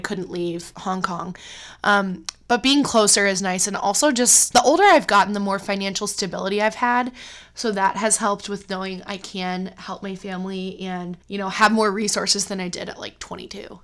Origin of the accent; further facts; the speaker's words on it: Cleveland, Ohio, United States; moved away as an adult; also born or lived in China; I, um, live near my hometown now in Cleveland, Ohio, which I never expected I would move back to Cleveland